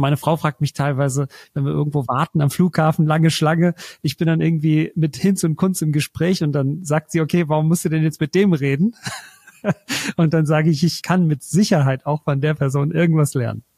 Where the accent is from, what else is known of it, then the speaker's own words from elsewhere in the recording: Germany; wo kommst du her? Und dann sage ich Deutschland